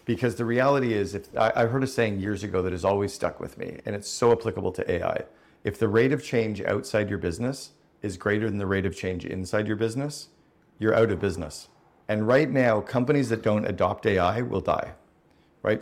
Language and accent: English; Canada; I grew up in Canada